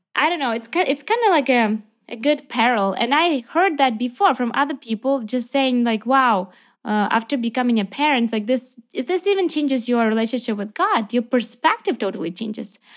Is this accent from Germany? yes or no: no; Ukraine; also born or lived in Lviv, Ukraine; I am from Ukraine